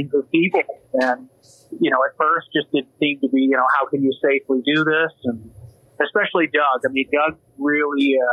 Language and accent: English; Saint John, New Brunswick, Canada; also born or lived in Grand Bay, New Brunswick / Toronto, Canada; now in Calgary, Canada; I'm originally from the Maritimes. I'm from St. John, New Brunswick originally, Grand Bay as well.